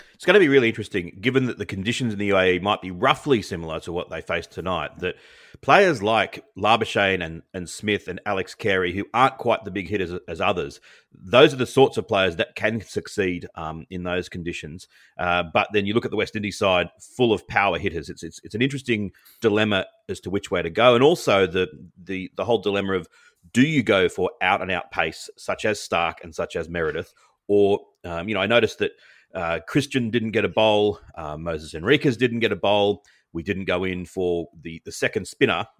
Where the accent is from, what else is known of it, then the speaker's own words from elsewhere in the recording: Australia; as an Australian